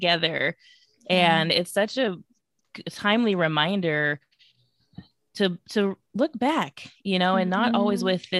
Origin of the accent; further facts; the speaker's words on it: Bay Area, California, United States; moved away as an adult; now in Atlanta, United States; I'm actually from the Bay Area, California, but have lived outside of Atlanta